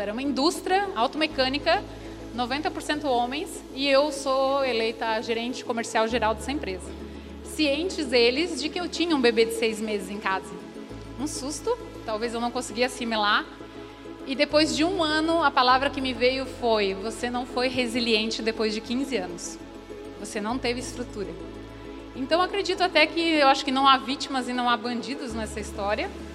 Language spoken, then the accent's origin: Portuguese; Rio do Sul, Santa Catarina, Brazil; eu sou de Rio do Sul